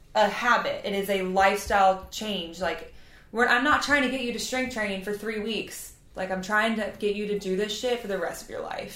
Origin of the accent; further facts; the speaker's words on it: twenty minutes from New Orleans, Louisiana, United States; I am not from there. I am from Louisiana